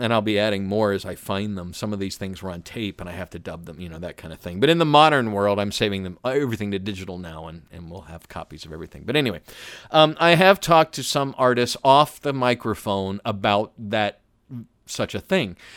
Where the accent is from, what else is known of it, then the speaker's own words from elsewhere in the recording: Atlanta, Georgia, United States; I was born and raised in Atlanta